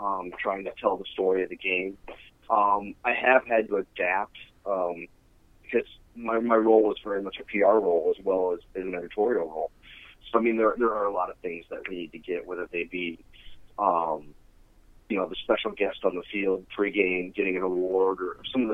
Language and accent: English; Davenport, Iowa, United States; now in Iowa City, United States; I grew up in Davenport, yeah. I'm a graduate of Davenport Central High School